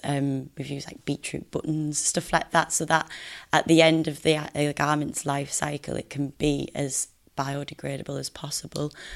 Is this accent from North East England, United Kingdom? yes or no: yes; Middlesbrough, North East England, United Kingdom; I'm from Middlesbrough and I studied fashion design at Teesside University. So I repping the Northeast